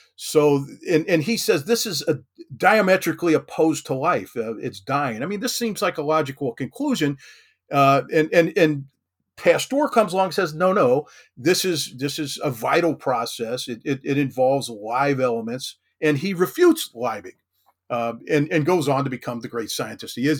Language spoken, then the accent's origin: English; Kentucky, United States; I grew up in Kentucky, uh, lived here most of my life